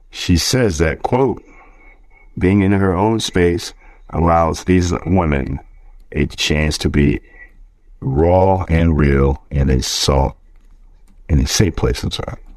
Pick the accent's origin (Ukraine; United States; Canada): United States; Richmond; born there; So, I was born in Richmond